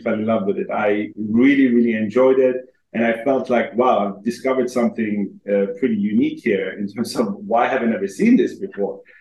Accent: Helsingborg, Skåne, Sweden; moved away as an adult; also born or lived in Iran; now in London, United Kingdom; I am originally Iranian, but I grew up in Sweden since uh, the age of two

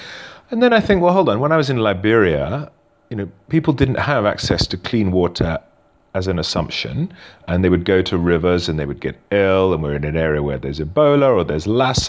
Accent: United Kingdom; accent: British; moved away as an adult; also born or lived in South Africa; now in Cape Town, South Africa; I have a British accent. I'm British born, but I've lived in South Africa for a number of years. I lived overseas from the UK all over the world.

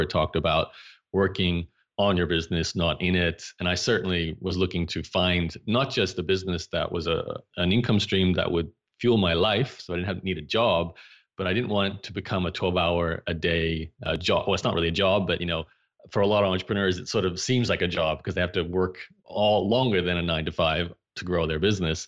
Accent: Brisbane, Queensland, Australia; I grew up in Brisbane, Australia

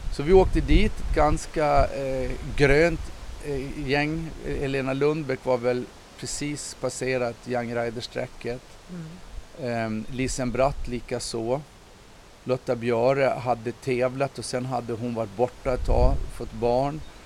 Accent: Visby, Gotland, Sweden; när jag växte upp här i, i eh, Visby och gick i skolan

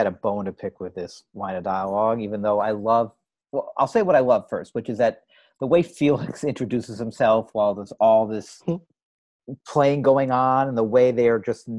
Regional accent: New York City, New York, United States; I grew up around 86 in Park Avenue.

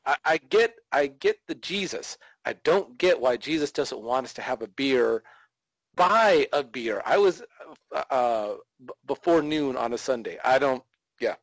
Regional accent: California, United States; now in Texas, United States; I come from California originally

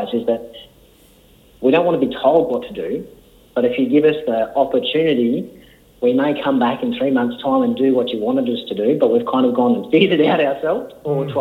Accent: Leeton, New South Wales, Australia; now in Melbourne, Australia; I grew up outside of Leeton, and our next-door neighbour had the wool shed right next to our place.

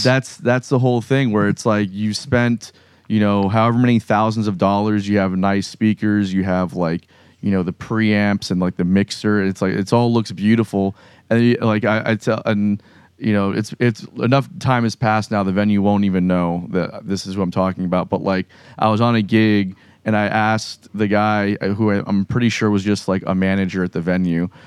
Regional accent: South Florida, United States; moved away as an adult; now in Jacksonville, United States; I'm from South Florida so like, I was going to the jams in Miami and Fort Lauderdale and West Palm

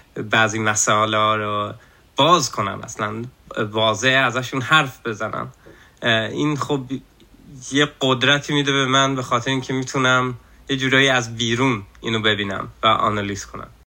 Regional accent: Sweden; also born or lived in Iran / Camp Ashraf, Iraq; آخه من خیلی کوچیک اومده بودم اینجا هم ولی توی فامیلا ایرانی بزرگ شدم

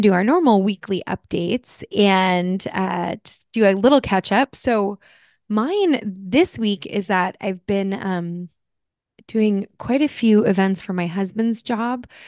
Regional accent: New Jersey, United States; moved away; I'm originally from New Jersey.

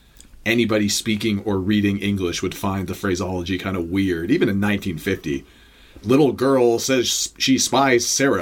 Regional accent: Toronto, Ontario, Canada; Of course, we're from Toronto. This is our home stadium.

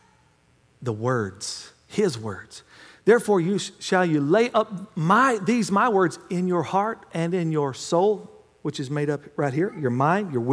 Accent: United States; I'm an American, ain't

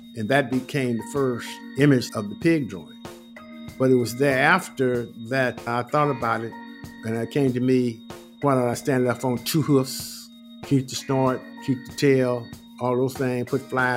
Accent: San Francisco, California, United States; also born or lived in Grand Rapids, Michigan; I was born in Grand Rapids, Michigan, 1943. Came to San Francisco in 1951 because I had asthma as a child.

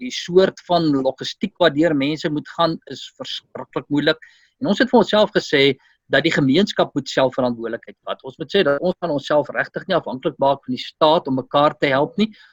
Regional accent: South Africa; ons as Afrikaner gemeenskap

